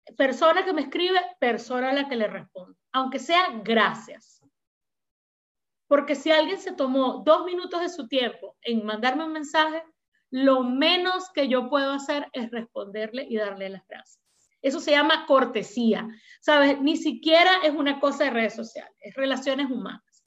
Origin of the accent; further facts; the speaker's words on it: Venezuela; also born or lived in Peru; now in Miraflores, Peru; Venezuela, aunque es mi país de origen